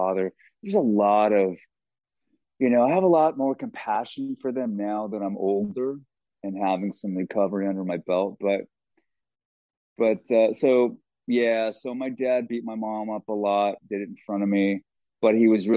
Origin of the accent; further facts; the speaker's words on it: Los Angeles, California, United States; we grew up in Los Angeles